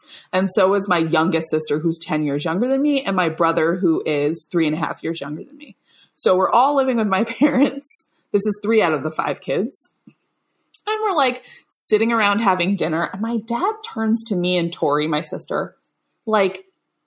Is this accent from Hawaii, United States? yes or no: no; Long Island, New York, United States; I grew up on Long Island, which is the, perhaps the suburban hellscape